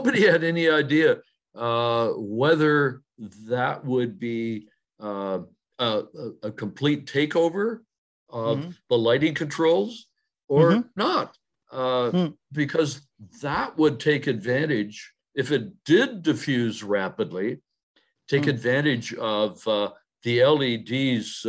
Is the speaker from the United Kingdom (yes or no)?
no; Canada; I'm a Canadian